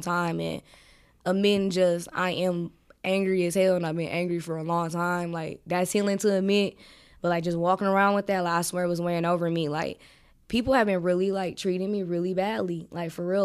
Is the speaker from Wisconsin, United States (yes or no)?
yes; Milwaukee, Wisconsin, United States; also born or lived in Georgia; I'm from Milwaukee, um, uh, on the north side, you know, where most of the black people is